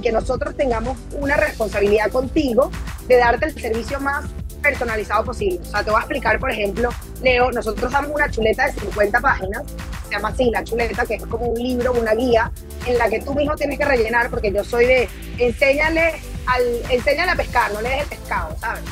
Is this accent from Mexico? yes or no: no; Venezuela; en mi país aquí en Venezuela